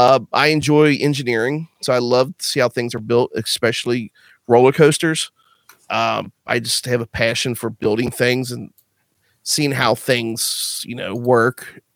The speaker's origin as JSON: {"language": "English", "region": "Northern Kentucky", "country": "United States", "said": "I'm from the Northern Kentucky area, just south of Cincinnati, Ohio."}